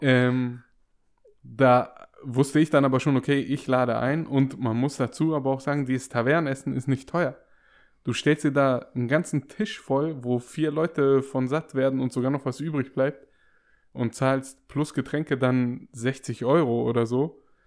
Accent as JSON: {"language": "German", "town": "Waiblingen", "region": "Baden-Württemberg", "country": "Germany", "tie": "born or raised there", "said": "wo mein Geburtsort ist. Ich habe gesagt Weibling"}